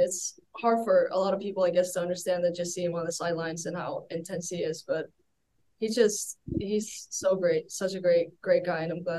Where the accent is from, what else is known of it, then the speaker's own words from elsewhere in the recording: Keflavik, Southern Peninsula, Iceland; moved away as an adult; I'm from Keflavik, Iceland. It's kind of a small town. It's where the airport is located in Iceland, like the international airport. I've lived there my whole life until I came here.